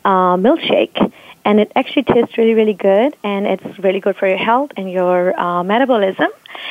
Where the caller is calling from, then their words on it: Houston, Texas, United States; I am in Houston, Texas, in my hotel room.